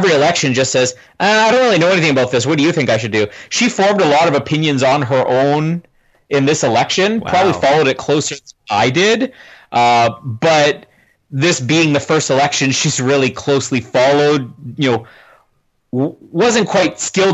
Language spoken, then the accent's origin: English; Canada; if you live in Canada